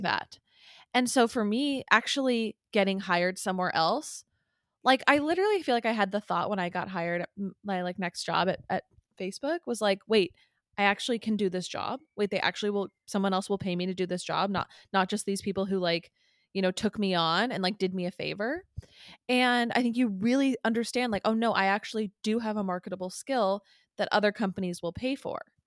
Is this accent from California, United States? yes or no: yes; San Clemente, California, United States; I loved living in San Clemente. I feel very proud to have lived there. I still, like, it is home.